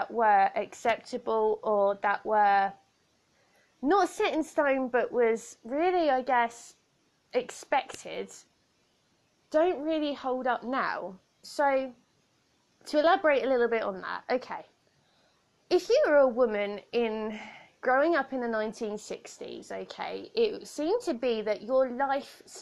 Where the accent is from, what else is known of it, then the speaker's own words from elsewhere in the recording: United Kingdom; here in the UK